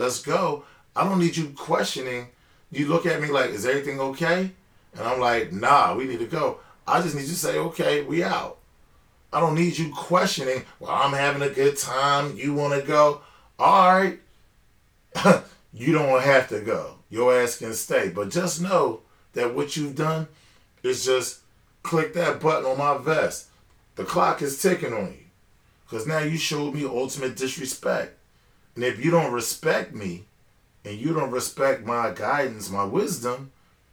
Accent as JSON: {"language": "English", "country": "United States", "said": "I'm the American boy"}